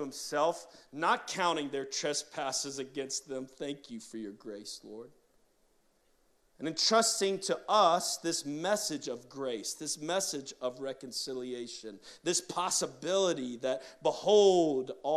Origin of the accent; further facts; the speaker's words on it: New Orleans, Louisiana, United States; moved away as an adult; now in Pittsburgh, United States; I was born in Baptist Hospital, right uptown, in 1981, and so I was born and raised in this city